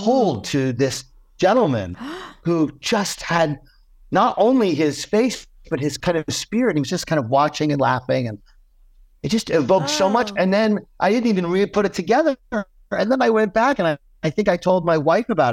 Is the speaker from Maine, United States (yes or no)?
yes; South Portland, Maine, United States; I grew up in Maine. I grew up in South Portland, Maine